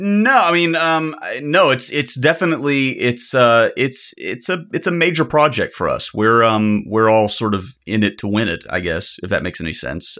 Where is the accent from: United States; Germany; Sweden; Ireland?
United States; the South; I'm an American. Doesn't everything sound dirtier in my accent? I'm from the South, too.